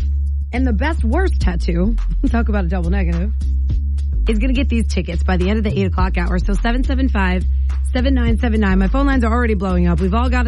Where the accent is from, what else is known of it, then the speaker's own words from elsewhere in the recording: New Jersey, United States; when I was younger, I would get made fun of for being from New Jersey.